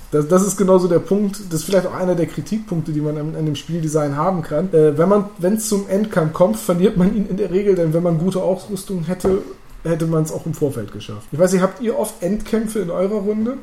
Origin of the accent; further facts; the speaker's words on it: Northern Germany, Germany; als Norddeutsche